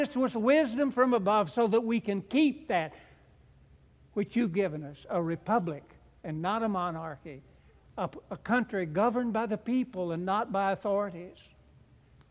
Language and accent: English; United States; I'm an American